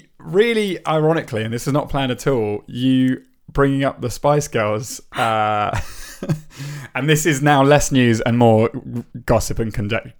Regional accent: England, United Kingdom; I'm very English.

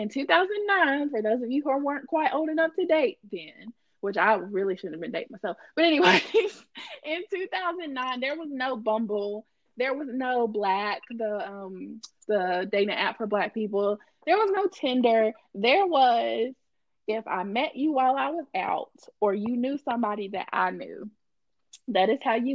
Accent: Gibsonville, North Carolina, United States; I'm from Elon/Gibsonville.

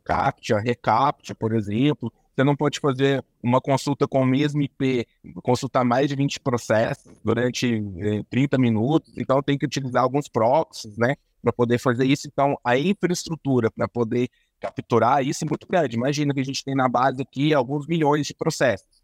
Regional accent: Uberaba, Minas Gerais, Brazil; Sou de Minas, sou de Minas, ah. aqui em Uberaba, no Triângulo Mineiro

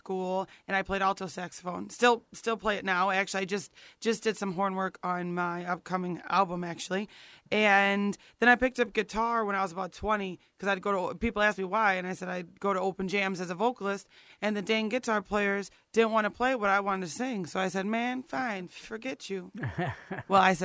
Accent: Waukegan, Illinois, United States; also born or lived in Chicago; I was born in Chicago, but raised in Waukegan, so, you know, just on the other side of the Cheddar Curtain

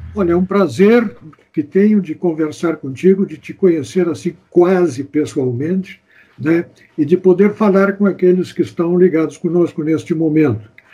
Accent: Santana do Livramento, Rio Grande do Sul, Brazil; now in Porto Alegre, Brazil; eu sou de Santana do Livramento, mas desde 1959 eu moro em Porto Alegre

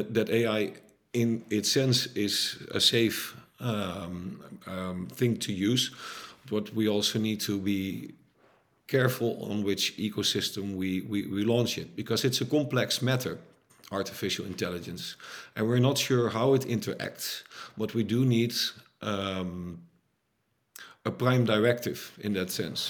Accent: Netherlands; I'm Dutch, by the way, so not American, I'm from Europe

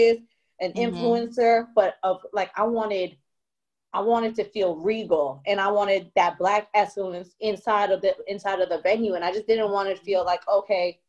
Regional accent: Toronto, Ontario, Canada; moved away; I'm from Toronto

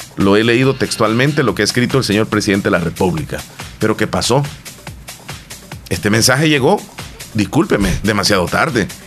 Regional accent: El Salvador; nosotros los salvadoreños

